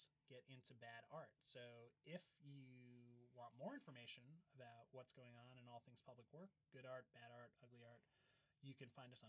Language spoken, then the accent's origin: English; New York City, New York, United States; growing up in New York City